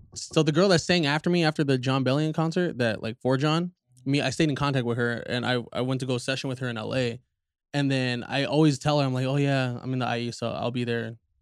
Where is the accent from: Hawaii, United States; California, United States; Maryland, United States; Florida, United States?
California, United States; Inland Empire; the I E is their introduction to where we're from